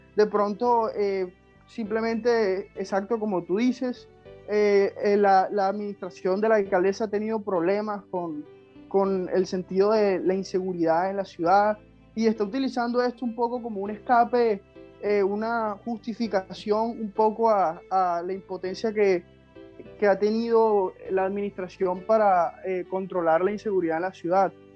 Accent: Colombia

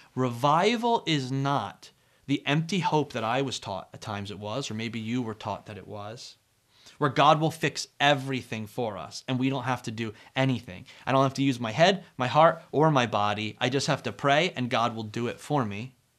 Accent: New Jersey, United States; I am from New Jersey

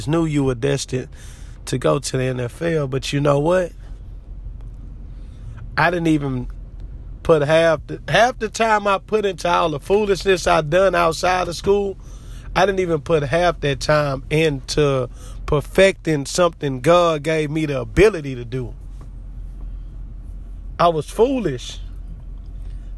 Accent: Richmond, United States; also born or lived in Houston, Texas; I moved from Houston to Richmond in the fourth grade

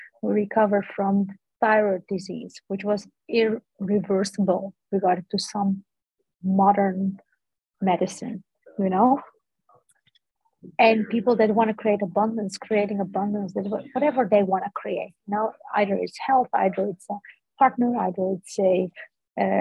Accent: Netherlands; first language Dutch; English is a second language; I grew up in the Netherlands, born here, but I have Turkish parents

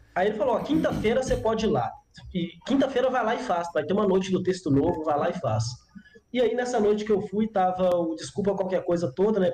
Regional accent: João Monlevade, Minas Gerais, Brazil; moved away as an adult; now in Belo Horizonte, Brazil; Sou de João Molevade, nascido e criado, 18 anos que eu morei lá

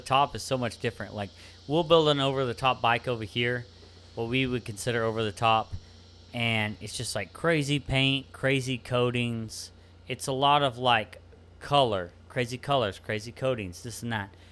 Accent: Mason, Texas, United States; also born or lived in Galveston, Texas; I, I grew, grew up in, in, in the middle of Texas

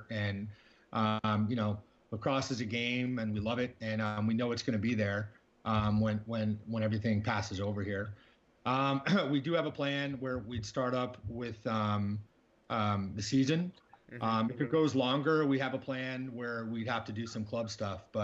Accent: Florida, United States; And, and yeah, we're from Florida, you know.

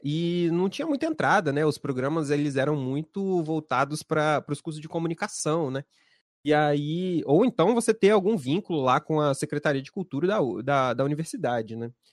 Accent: Espírito Santo, Brazil; aqui no Espírito Santo, né? Somos do Espírito Santo

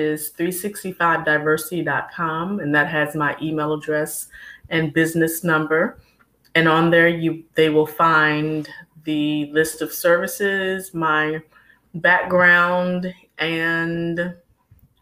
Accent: Richmond, Virginia, United States; I was born and raised in Richmond, Virginia, the second capital of the Confederacy.

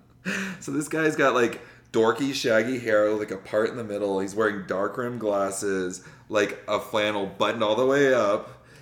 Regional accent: Denver, Colorado, United States; We're both stoners from Denver.

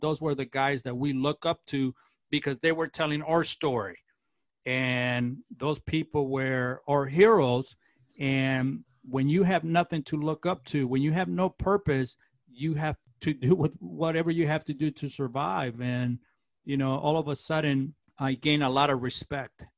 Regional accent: Los Angeles, California, United States; also born or lived in Central America; I was born in, kind of raised in Central America, and then my mother was born in Los Angeles, and so I we came back to the United States and I grew up in East L A.

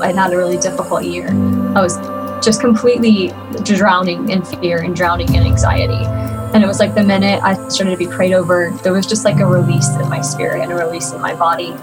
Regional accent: Oklahoma, United States; I am from Oklahoma. Uh, currently living around Norman, Oklahoma

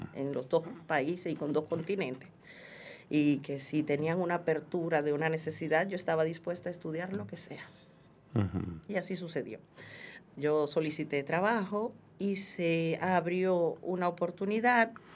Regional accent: Dominican Republic; moved away; como mujer, como dominicana y como inmigrante

